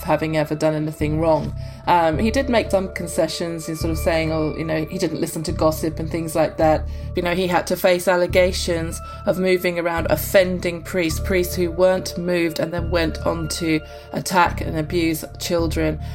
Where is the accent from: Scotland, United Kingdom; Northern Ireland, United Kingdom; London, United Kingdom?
London, United Kingdom; moved away as an adult; now in Australia; I'm from London.